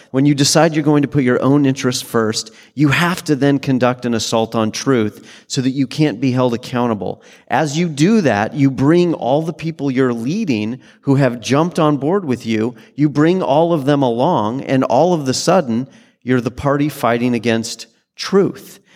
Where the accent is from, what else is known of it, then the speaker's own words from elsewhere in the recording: Washington, United States; also born or lived in Utah; I was born in Utah and raised in Washington State